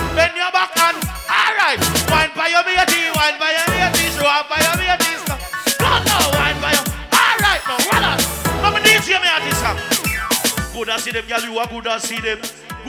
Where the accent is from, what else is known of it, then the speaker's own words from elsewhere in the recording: Jamaica; moved away; We are from Jamaica